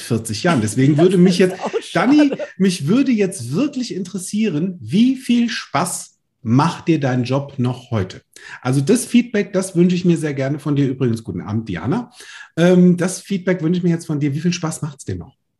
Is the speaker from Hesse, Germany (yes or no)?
yes; Limburg an der Lahn, Hesse, Germany; Im Schulpraktikum war ich Dekorateur bei Karstadt, bei uns in Limburg.